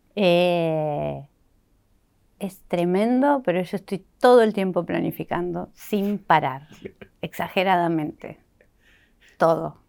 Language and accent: Spanish; Banfield, Buenos Aires Province, Argentina; moved away as an adult; me fui de Banfield, o sea, no, hoy no vivo ahí porque, o sea, toda mi adolescencia, como hasta los 23 viví ahí